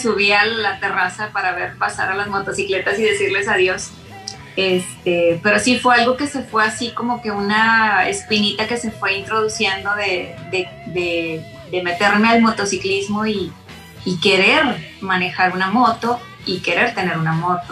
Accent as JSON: {"language": "Spanish", "town": "Monterrey", "region": "Nuevo León", "country": "Mexico", "tie": "born or raised there", "also_born_or_lived": "Santa Catarina", "said": "soy de Monterrey, originaria de Monterrey, eh, nacida en, en, la parte de Santa Catarina exactamente"}